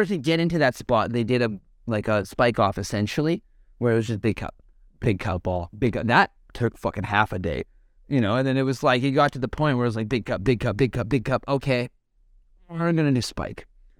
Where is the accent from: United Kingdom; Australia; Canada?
Canada; Like, I'm Canadian, you know, I have, like, German blood in me, I have English blood in me, and stuff like